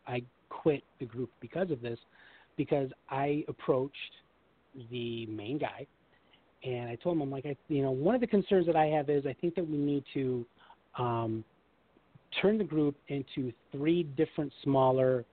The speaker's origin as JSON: {"language": "English", "town": "Chicago", "region": "Illinois", "country": "United States", "tie": "born or raised there", "moved": "as an adult", "lives_now": "Lake County, Illinois, United States", "said": "I'm from Chicago, so I am a Chicago native."}